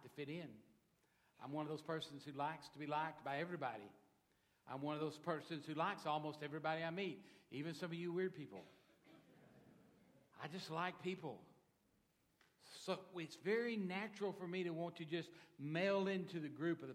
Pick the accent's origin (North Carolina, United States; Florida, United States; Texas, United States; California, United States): Texas, United States; Dallas; I was born in Texas, Dallas, Texas, even better, though I've lived in the United States all of my life